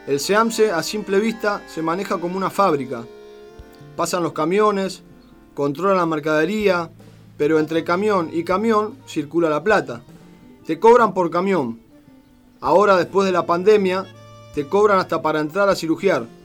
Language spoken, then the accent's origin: Spanish; José León Suárez, Buenos Aires Province, Argentina; Yo soy del barrio de Carcova. El barrio es como una selva.